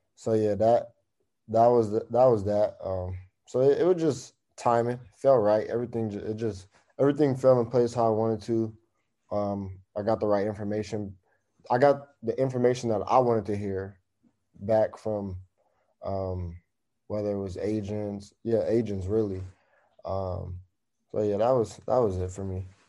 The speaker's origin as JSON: {"language": "English", "town": "East Palo Alto", "region": "California", "country": "United States", "tie": "born or raised there", "said": "I grew up in East Palo Alto"}